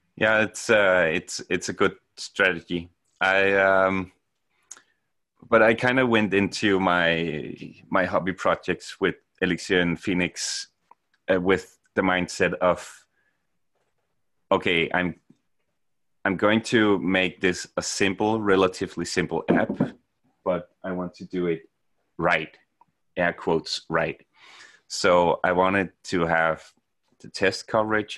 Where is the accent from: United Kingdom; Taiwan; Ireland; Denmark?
Denmark; moved away as an adult; now in Norway; I'm from Denmark, uh, moved to Norway in, uh, two thousand nine